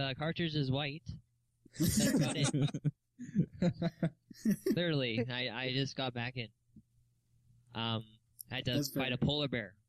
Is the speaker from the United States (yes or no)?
no; Canada